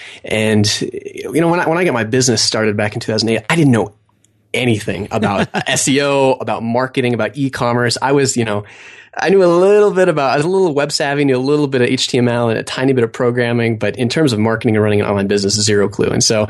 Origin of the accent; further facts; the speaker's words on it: Idaho, United States; also born or lived in Montana; Well, I grew up in Idaho. I went to school in Montana.